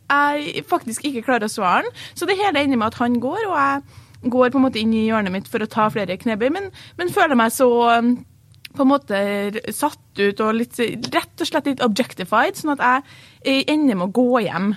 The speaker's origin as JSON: {"language": "Norwegian", "town": "Trondheim", "region": "Trøndelag", "country": "Norway", "accent": "Trøndersk", "said": "hvor er du fra? Så sier jeg Trondheim"}